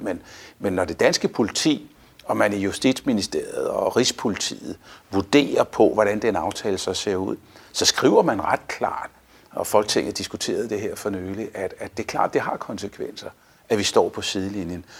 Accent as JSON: {"language": "Danish", "country": "Denmark", "said": "vi står sammen som danskere"}